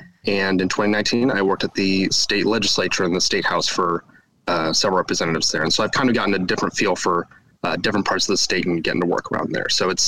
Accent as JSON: {"language": "English", "town": "Kokomo", "region": "Indiana", "country": "United States", "tie": "born or raised there", "moved": "yes", "said": "I'm from Indiana originally. I'm a Hoosier born and raised. I'm from Kokomo, Indiana, which is about an hour north of Indianapolis, about an hour away from everything else."}